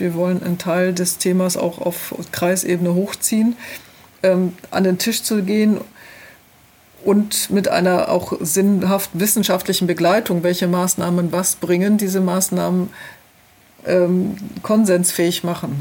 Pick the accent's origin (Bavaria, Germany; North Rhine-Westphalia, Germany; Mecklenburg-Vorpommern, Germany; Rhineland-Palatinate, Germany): Rhineland-Palatinate, Germany; ich komme hier aus der Region, wir leben hier, wir werden hier auch weiterhin leben